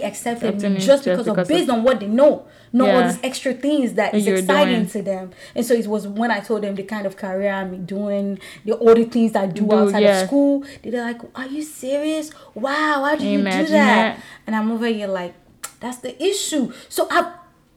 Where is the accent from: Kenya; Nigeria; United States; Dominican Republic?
Nigeria; moved away; I'm Nigerian. I am an immigrant.